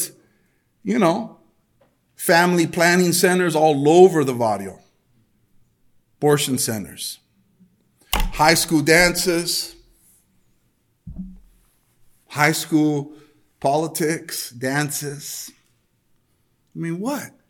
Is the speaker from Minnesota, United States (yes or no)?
no; El Monte, California, United States; I grew up in Almani. I grew up in a place where the educational system, the LA school district, definitely promoted the hookup culture.